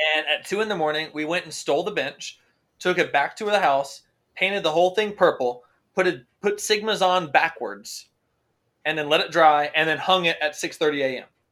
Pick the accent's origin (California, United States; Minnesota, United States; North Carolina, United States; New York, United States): North Carolina, United States; Winston-Salem; I was from Winston-Salem? You knew that that was my my birthright